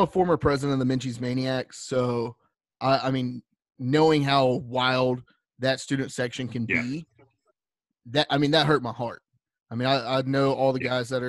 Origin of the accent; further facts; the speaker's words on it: Lexington, North Carolina, United States; now in Winston-Salem, United States; I'm from Lexington